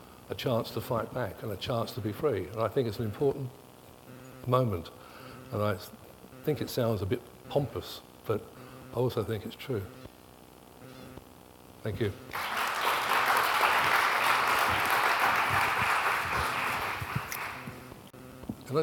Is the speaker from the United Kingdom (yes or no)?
yes; England, United Kingdom; moved away as an adult; now in Australia; I was born in England and I worked in England for a long time, and I grew up in the 60s and the 70s in England.